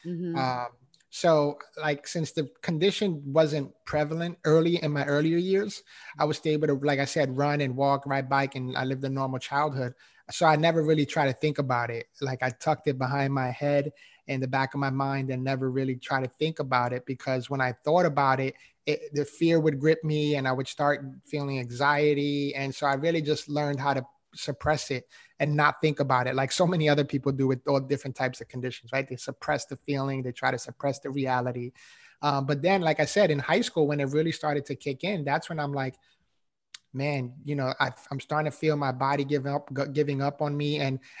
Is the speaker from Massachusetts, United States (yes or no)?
no; New York City, New York, United States; No, I didn't, honestly, you know, and again, growing up in New York City, you know, there's not a whole ton of mentors out there.